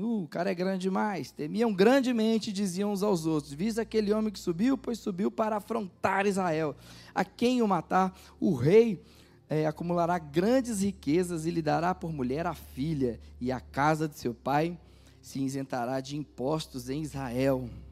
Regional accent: Minas Gerais, Brazil; Nós que somos mineiros

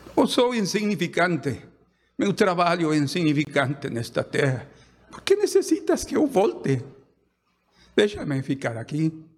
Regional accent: Guatemala; moved away as an adult; now in Brazil; Yo soy, de Guatemala. Guatemalteco.

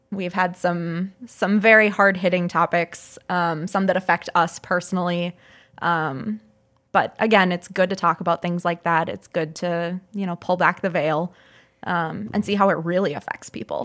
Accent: St. Peter, Minnesota, United States; also born or lived in Duluth, Minnesota; I'm originally from St. Peter. I went to college up in Duluth and I moved

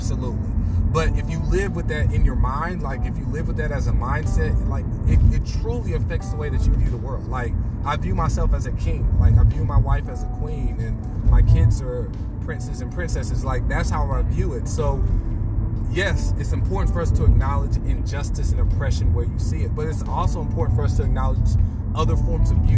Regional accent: United States; as an American

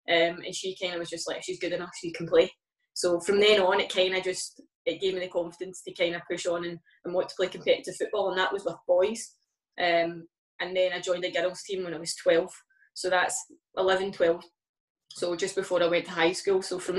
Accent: Scotland, United Kingdom; now in England; since I moved down from Scotland initially when I went to Arsenal

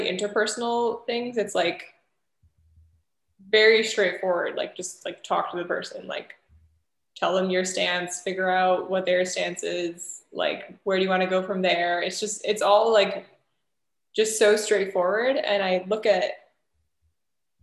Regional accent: United States; being American

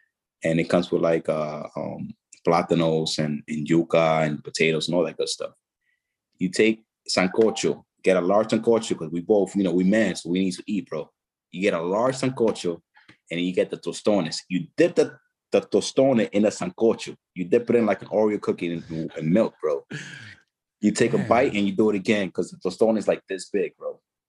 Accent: Haina, San Cristóbal, Dominican Republic; You go to Santo Domingo, or you could just go to my hometown, Haina. It's a little village, man, and I'll show you a good time over there.

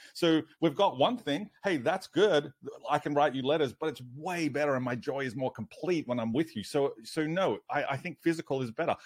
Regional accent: Australia

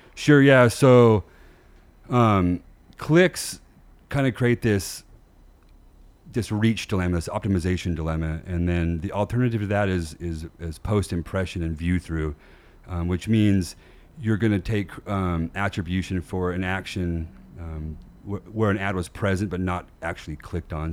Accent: Bountiful, Utah, United States; also born or lived in Southern California / Las Vegas; I grew up in Utah in, uh, in Bountiful

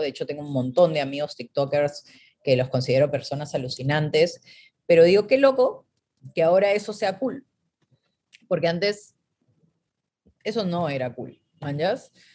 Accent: Peru; moved away; yo vengo de Perú

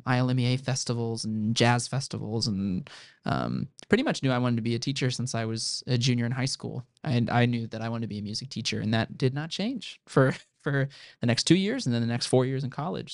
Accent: Central Illinois, United States; moved away as an adult; now in Indiana, United States; I'm not from Indiana originally. I'm from Central Illinois. Um, a town of about a thousand people

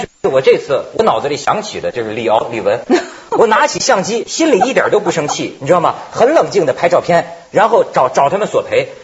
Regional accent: China; 我作为中国人啊

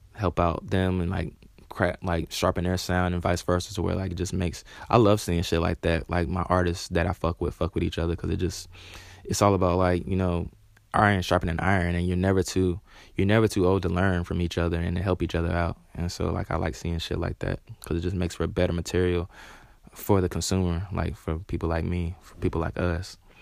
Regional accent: Charlotte, North Carolina, United States; I'm from Charlotte

